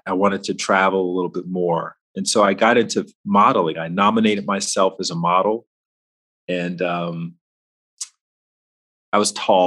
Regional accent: Alabama, United States; moved away as an adult; also born or lived in Washington, D.C.; I grew up in Alabama

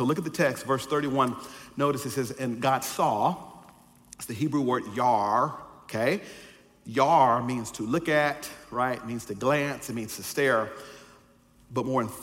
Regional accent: the South, United States; I'm from the South and they had old fundamentalists there

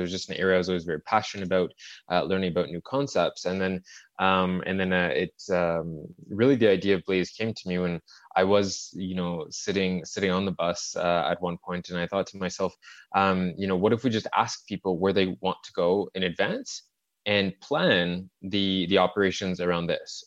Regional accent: Montreal, Quebec, Canada; it's my, it's my hometown. I grew up in, uh, in the suburbs of Montreal

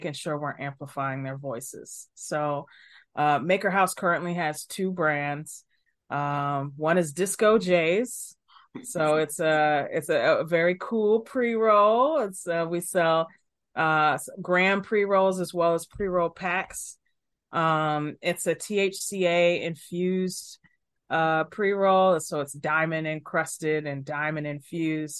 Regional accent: Chicago, Illinois, United States; I'm from Chicago, born and raised

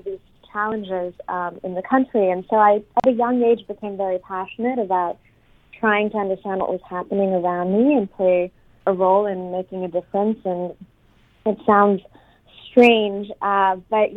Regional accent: Islamabad, Islamabad Capital Territory, Pakistan; moved away as an adult; also born or lived in Silicon Valley, United States; I grew up in Pakistan. I was born into a pretty modest, self-made family. I was growing up in Islamabad, the capital

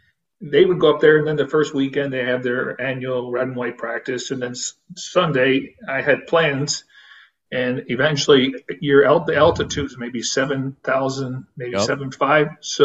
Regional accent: Niagara Falls, New York, United States; now in Arizona, United States; I'm from Niagara Falls, so we grew up with Ted's Hot Dogs.

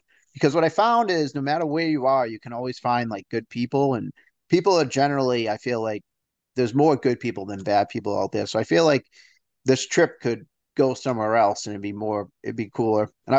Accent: Northeast, United States; I'm from the Northeast, so we can be a little tough up here, I guess the word could be

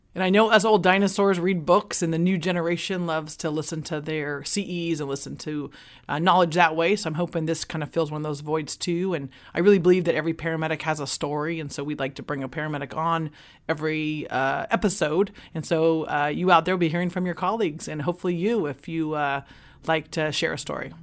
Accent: Sanger, California, United States; also born or lived in Fresno, California; I'm a local girl. I'm here from Sanger, California. You know, born in Fresno Communities Hospital

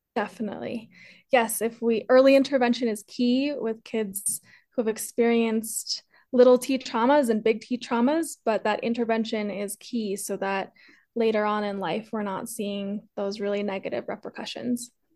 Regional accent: Colorado, United States; also born or lived in Peru; I was adopted from Peru, uh, raised here in Colorado

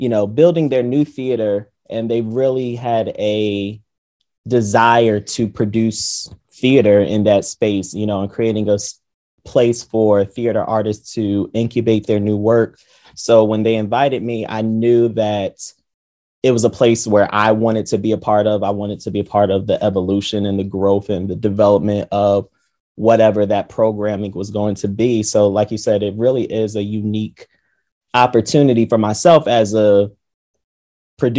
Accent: New Jersey, United States; I'm born and raised in New Jersey

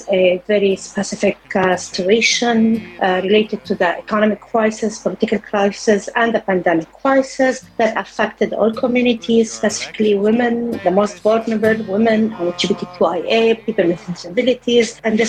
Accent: Lebanon; I'm from Lebanon.

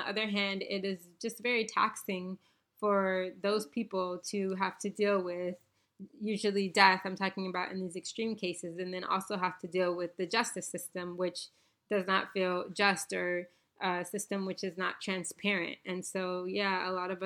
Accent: Bahamas; moved away; I was born in the Bahamas and grew up as a Baha'i

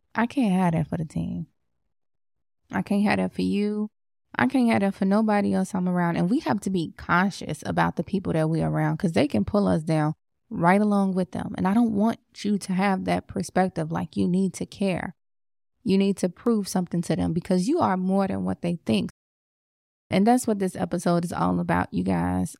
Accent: Chicago, Illinois, United States; I'm from Chicago

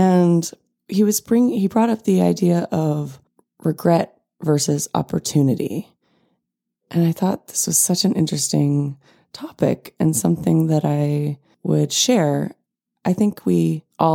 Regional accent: California, United States; also born or lived in New York; Growing up in California

